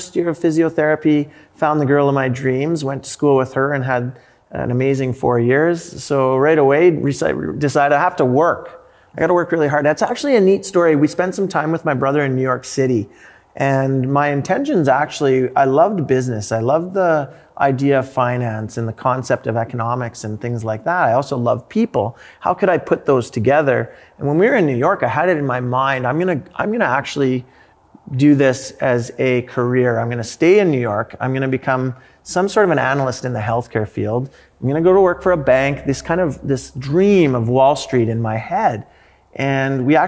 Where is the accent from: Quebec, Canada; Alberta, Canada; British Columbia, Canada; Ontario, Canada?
Alberta, Canada; Sherwood Park; also born or lived in Edmonton; I was born here in Edmonton, grew up in Sherwood Park.